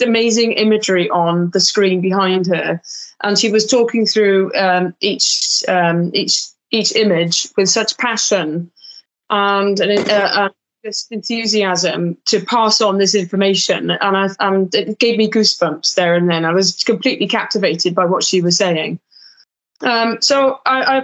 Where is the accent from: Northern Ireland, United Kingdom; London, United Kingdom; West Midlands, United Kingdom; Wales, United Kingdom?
Wales, United Kingdom; South; we're both from Wales, we've never met before. And both from South Wales as well.